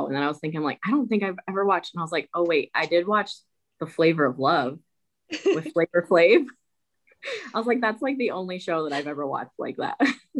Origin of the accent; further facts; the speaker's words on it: New Jersey, United States; And I was born in Jersey